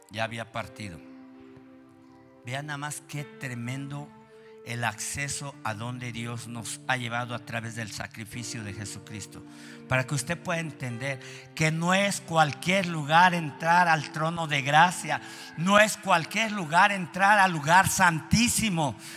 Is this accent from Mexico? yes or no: yes; Mexico